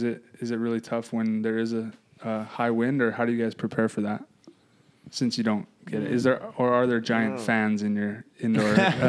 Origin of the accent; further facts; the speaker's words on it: Hawaii, United States; Because I'm from Hawaii, and our beaches are actually really small.